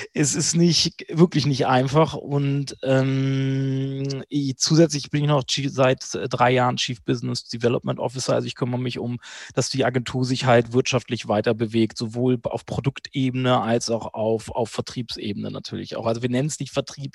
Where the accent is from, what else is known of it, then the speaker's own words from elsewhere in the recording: Hanover, Lower Saxony, Germany; also born or lived in Berlin; zurück nach Hannover in meine Heimatstadt